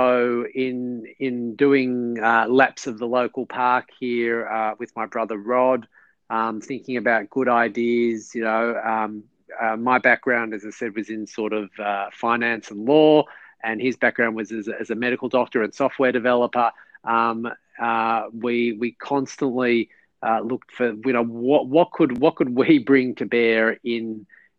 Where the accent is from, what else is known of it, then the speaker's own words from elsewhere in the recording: Melbourne, Victoria, Australia; also born or lived in New York; I am born and bred in Melbourne